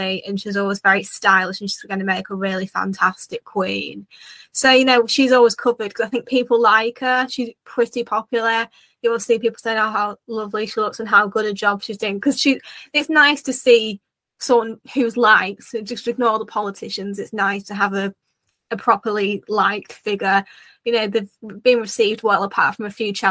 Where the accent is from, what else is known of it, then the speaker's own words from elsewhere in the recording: United Kingdom; as a Brit